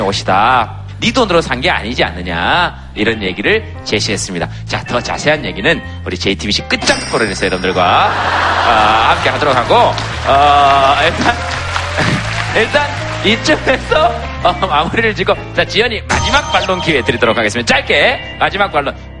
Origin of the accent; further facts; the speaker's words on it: Gyeongsang, South Korea; moved away; also born or lived in Seoul; 경상도 사람으로서는